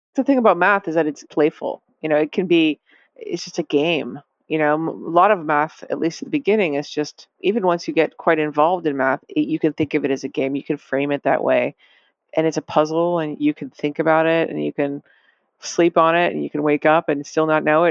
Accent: Lexington, Massachusetts, United States; I grew up in Lexington, Massachusetts

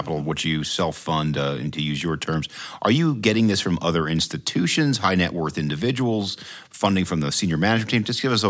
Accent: New York, United States; now in Baltimore, United States; I grew up in New York. I now live in Baltimore, and it was a big move.

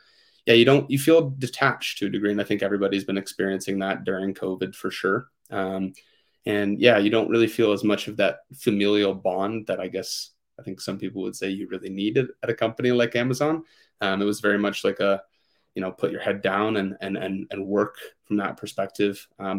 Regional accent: Seattle, Washington, United States; also born or lived in Boston, Massachusetts; now in Denver, United States; I grew up in Seattle, but spent a couple of years in Boston, Massachusetts as well

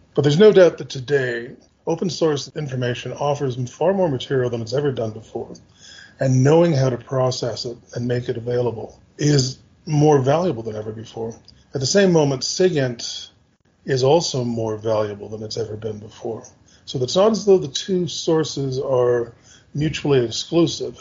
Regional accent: Canada; as a Canadian, I'm from a Five Eyes country

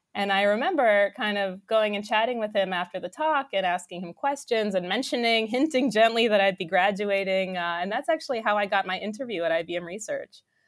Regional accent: New York, United States; I grew up in New York

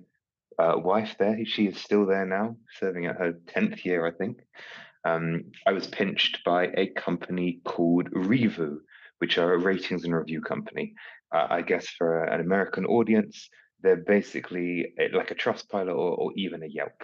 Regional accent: United Kingdom; being British

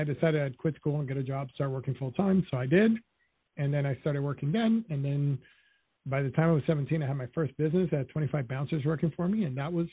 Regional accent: New York City, New York, United States; also born or lived in Dominican Republic; I grew up in Washington Heights in Harlem. When I was 5 years old, my parents split up. So I spent 5 years in Dominican Republic, which is where my parents are from

